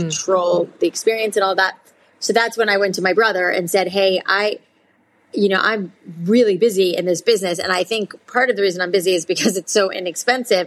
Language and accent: English; South Florida, United States; I grew up in South Florida